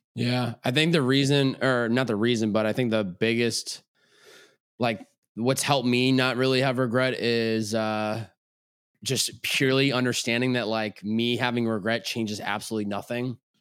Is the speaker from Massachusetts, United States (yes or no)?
yes; Chicopee, Massachusetts, United States; also born or lived in Boston, Massachusetts; I grew up in Chicopee, Massachusetts. Lived there all eighteen years of my life.